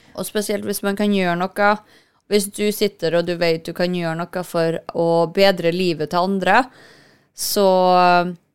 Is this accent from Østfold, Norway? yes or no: no; Kristiansund, Møre og Romsdal, Norway; Jeg er jo fra Kristiansund, det, vi begge er fra Kristiansund